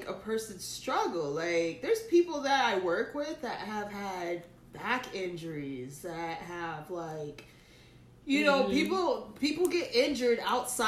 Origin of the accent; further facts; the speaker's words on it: Broward County, Florida, United States; moved away as an adult; also born or lived in Brooklyn, New York; now in Palm Beach, United States; I grew up in Broward County, and honestly, I lived a very lively childhood